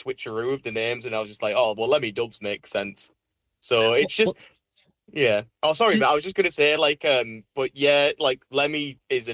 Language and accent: English; Saltburn-by-the-Sea, North East England, United Kingdom; also born or lived in Middlesbrough / Carlin How / Leeds; I was born in Middlesbrough, but then for about 2 years of my childhood, I lived somewhere called Carlinau, which is like another kind of small seaside town near Saltburn. But then after them 2 years, me and our mum then moved to Saltburn. And then pretty much after that 2 years, then we've lived here all our lives.